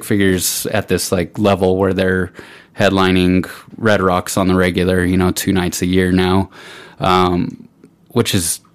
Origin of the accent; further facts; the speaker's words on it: Pueblo, Colorado, United States; this is my hometown